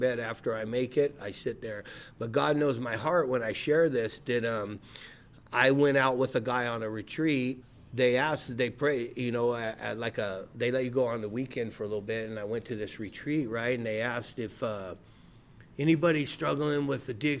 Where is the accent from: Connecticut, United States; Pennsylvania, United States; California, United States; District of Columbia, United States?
California, United States; Rubidoux; I'm from Rubidoux. I went to Rubidoux High School, Mission Junior High.